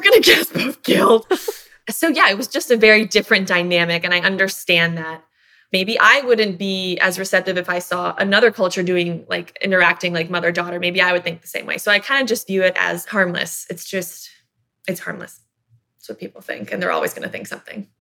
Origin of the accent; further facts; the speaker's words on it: Miami, Tampa, Florida, United States; we moved from Miami to Tampa